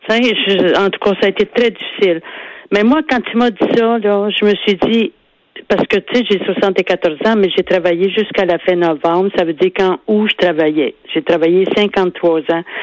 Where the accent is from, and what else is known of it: Quebec, Canada